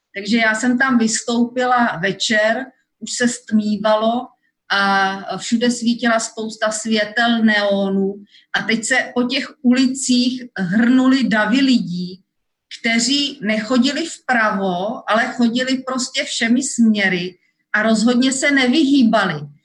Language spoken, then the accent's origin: Czech; Czechia; moved away as an adult; now in Seoul, South Korea; jsem z České republiky